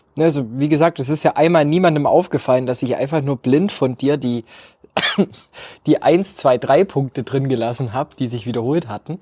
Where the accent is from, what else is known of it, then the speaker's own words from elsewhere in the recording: Germany; als Deutscher